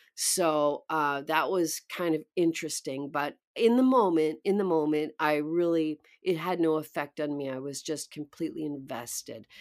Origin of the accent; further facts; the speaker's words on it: outskirts of Vancouver, British Columbia, Canada; moved away; also born or lived in New York; I was born in British Columbia, the outskirts of Vancouver, um, very small town